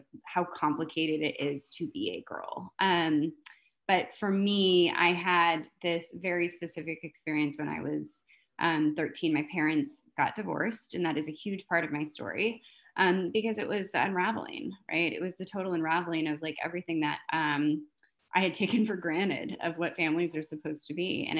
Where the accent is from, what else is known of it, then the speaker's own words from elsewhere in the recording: Fresno, California, United States; I was born in Fresno, California. So I was born in the Central Valley of California